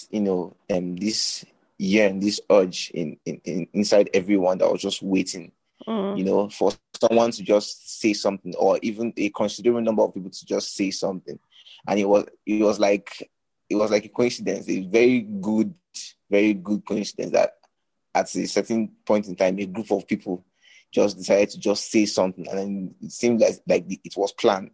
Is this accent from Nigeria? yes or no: yes; Nigeria; I am a Nigerian youth